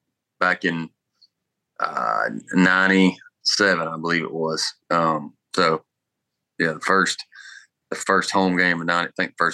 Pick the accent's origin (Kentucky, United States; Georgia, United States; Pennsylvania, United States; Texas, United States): Georgia, United States; Harlem; Yeah, little one red light town outside of Augusta.